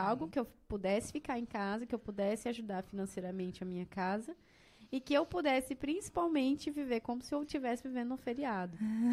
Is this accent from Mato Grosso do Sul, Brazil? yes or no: yes; Sidrolândia, Mato Grosso do Sul, Brazil; moved away as an adult; also born or lived in Tangará da Serra; now in Rondonópolis, Brazil; eu sou do Mato Grosso do Sul, de Cidrolândia